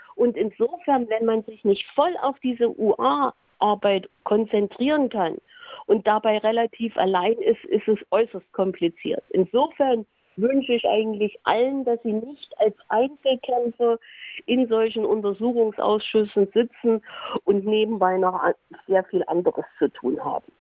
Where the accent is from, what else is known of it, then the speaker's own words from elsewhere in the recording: Saxony, Germany; bei uns in Sachsen